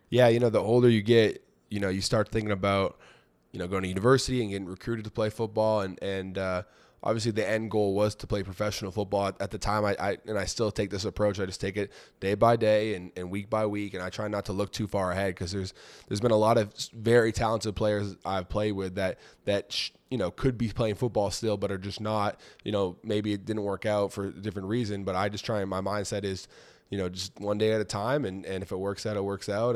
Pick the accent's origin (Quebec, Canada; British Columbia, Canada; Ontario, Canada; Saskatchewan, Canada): Ontario, Canada; Toronto; I grew up in Toronto